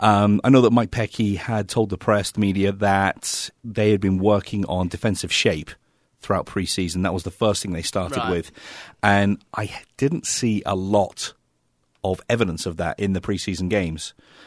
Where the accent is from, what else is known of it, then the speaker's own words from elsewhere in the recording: United Kingdom; Yes. Can you tell by the accent? I'm not from Australia. Most people think I'm Australian, though, Tom.